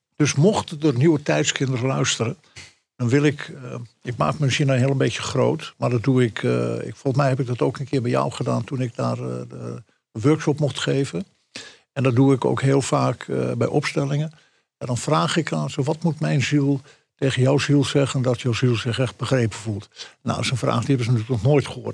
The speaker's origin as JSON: {"language": "Dutch", "region": "Friesland", "country": "Netherlands", "said": "echte Fries"}